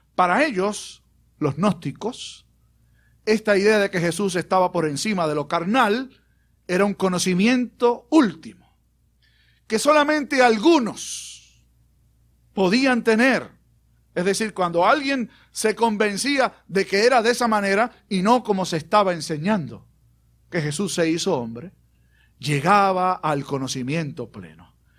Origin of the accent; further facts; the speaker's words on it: Puerto Rico; also born or lived in Aguadilla / Bayamón; el jíbaro nuestro